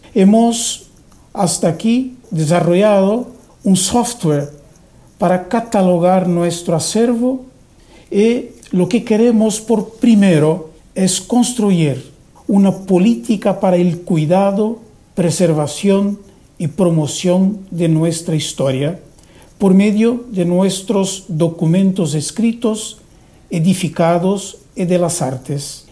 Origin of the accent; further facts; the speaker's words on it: Brazil; nuestro país